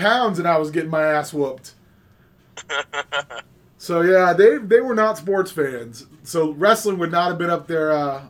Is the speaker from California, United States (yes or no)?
no; Southeast Kansas, United States; now in Minnesota, United States; I grew up in Southeast Kansas, right down by that Manson Nixon line.